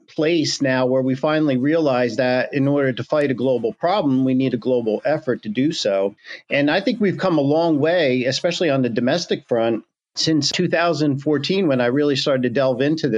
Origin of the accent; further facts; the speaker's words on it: Pennsylvania, United States; my home state of Pennsylvania